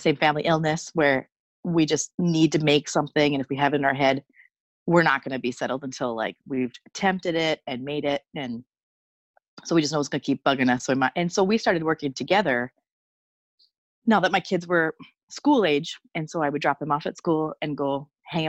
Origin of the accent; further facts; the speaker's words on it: Superior, Wisconsin, United States; accent: Wisconsin; I grew up in, well, Superior, Wisconsin, so it's basically still Minnesota. It's so close. It's just across the bridge. So maybe I have more of a Wisconsin accent